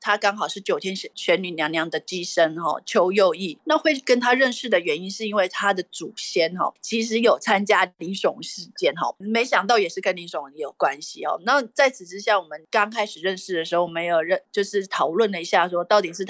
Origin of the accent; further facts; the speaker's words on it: Nantou, Nantou County, Taiwan; 他就说，哎，我们南投人真的是太幸福了。